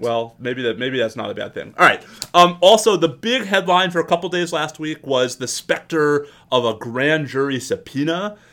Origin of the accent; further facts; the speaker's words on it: New York, United States; I grew up in New York